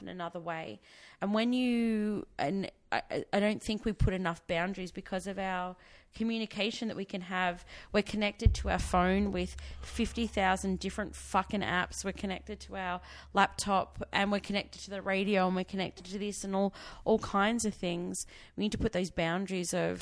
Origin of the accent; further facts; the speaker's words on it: Victoria, Australia; I was from Victoria, so I had VCE, which is the Victorian Certificate of Education